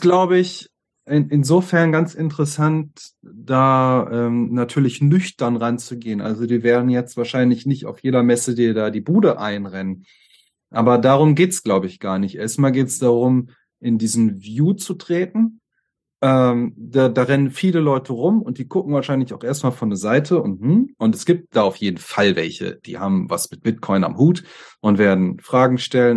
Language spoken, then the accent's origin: German; Germany; wir Deutschen